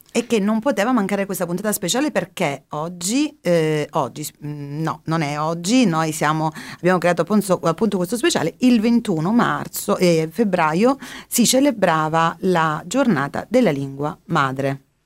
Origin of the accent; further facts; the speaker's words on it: Calabria, Italy; accent: Calabrian; noi quando parliamo la lingua dialettale, eh, il nostro dialetto no? calabrese